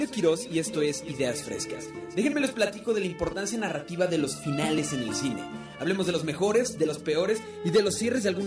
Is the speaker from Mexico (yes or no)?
yes; Puebla, Mexico; nosotros que venimos del Centro de Capacitación de Puebla. saludote a toda mi gente camotera de Puebla, los queremos muchísimo.